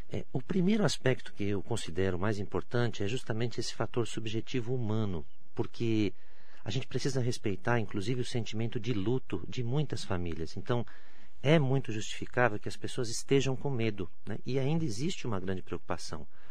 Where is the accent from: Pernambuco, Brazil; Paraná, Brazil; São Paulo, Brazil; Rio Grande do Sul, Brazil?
São Paulo, Brazil; São Caetano do Sul; moved away as an adult; now in Mogi das Cruzes, Brazil; nasci em São Paulo, mas sempre morei em São Caetano do Sul